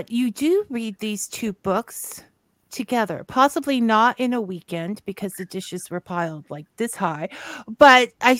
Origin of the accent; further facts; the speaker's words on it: Southern Ontario, Canada; I grew up in Southern Ontario